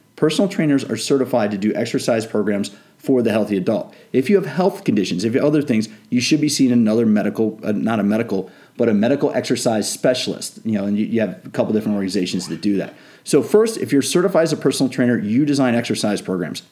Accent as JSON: {"language": "English", "town": "Washington", "region": "District of Columbia", "country": "United States", "tie": "born or raised there", "said": "I grew up in the Washington D.C. area, so I grew up around politics."}